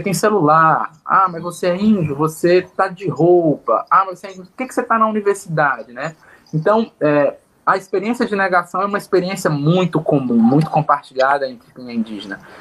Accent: Northeast Region, Brazil; moved away; por vir do Nordeste

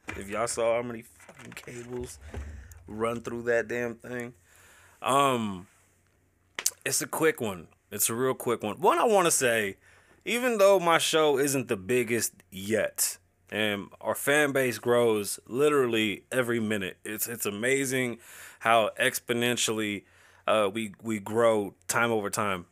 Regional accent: New York City, New York, United States; now in Las Vegas, United States; I was born and raised, birthed in the Bronx.

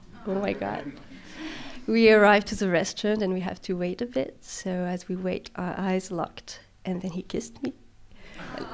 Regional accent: France; not in France, though, which is my home country.

